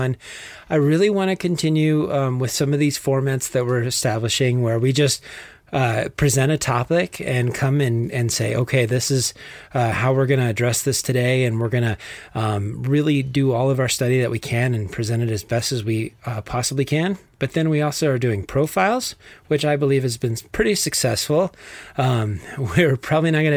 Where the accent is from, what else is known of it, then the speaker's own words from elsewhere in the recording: Texas, United States; accent: Texas; my Texas accent